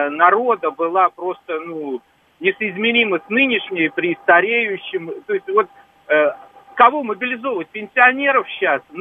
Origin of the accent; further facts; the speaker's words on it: Moscow, Russia; Из Москвы.